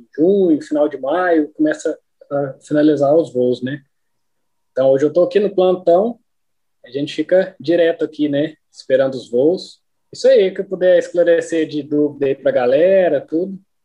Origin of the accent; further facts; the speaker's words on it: Uberlândia, Minas Gerais, Brazil; also born or lived in Guarda-Mor, Minas Gerais; sou de Uberlândia, Minas Gerais, né? Nascido e criado em Uberlândia